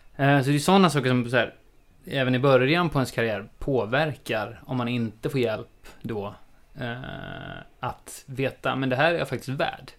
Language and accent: Swedish; Sweden; also born or lived in Australia; jag är klassisk svensk